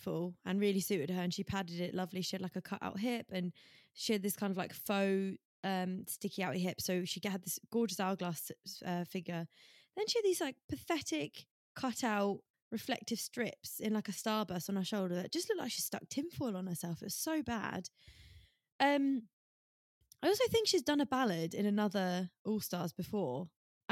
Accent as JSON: {"language": "English", "area": "Essex", "region": "East of England", "country": "United Kingdom", "said": "I am from Essex"}